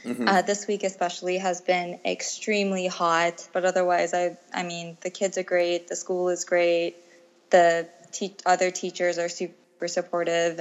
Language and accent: English; United States; moved away as an adult; now in Thailand; I was born and raised in the States